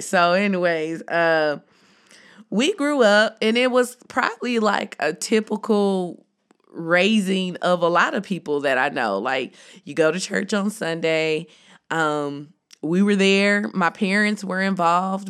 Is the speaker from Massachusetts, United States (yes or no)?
no; Jackson, Tennessee, United States; I'm from Tennessee and growing up, everybody went to Baptist church